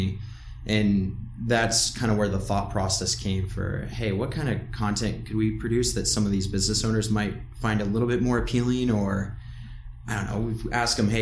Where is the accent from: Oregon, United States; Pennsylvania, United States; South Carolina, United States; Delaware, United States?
Oregon, United States; Southern; moved away as an adult; now in Tacoma, United States; I grew up in Southern Oregon, came up to Tacoma to go to University of Puget